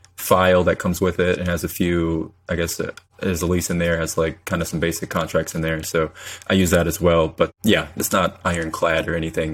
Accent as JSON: {"language": "English", "town": "Saint Paul", "region": "Minnesota", "country": "United States", "tie": "born or raised there", "also_born_or_lived": "Tulsa, Oklahoma", "moved": "as an adult", "lives_now": "Houston, United States", "said": "I'm originally from Saint Paul, Minnesota. So grew up in the cold up there"}